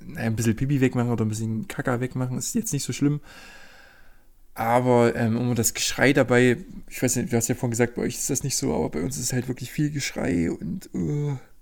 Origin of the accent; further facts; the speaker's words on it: Germany; hier als Deutscher